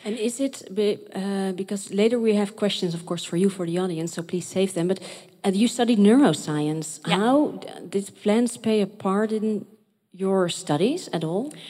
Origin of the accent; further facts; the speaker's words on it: Rotterdam, South Holland, Netherlands; I am from Rotterdam